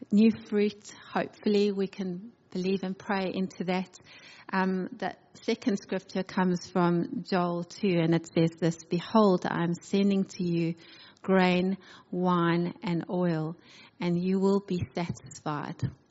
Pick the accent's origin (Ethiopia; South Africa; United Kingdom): South Africa; moved away as an adult; now in Adelaide, Australia; I'm originally from South Africa with my family. I came on a one-way ticket.